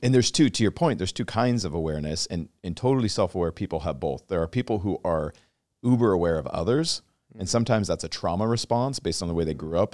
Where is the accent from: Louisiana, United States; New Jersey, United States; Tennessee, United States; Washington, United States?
Washington, United States; I grew up in Washington State